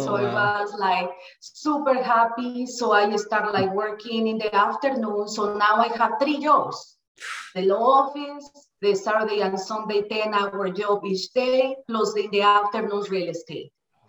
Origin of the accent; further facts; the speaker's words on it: Mexico City, Mexico; English is a second language; moved away as an adult; also born or lived in Minnesota; now in United States; I'm from Mexico City, and I came like a few years ago, a little bit more than 20 years. I immigrated to US.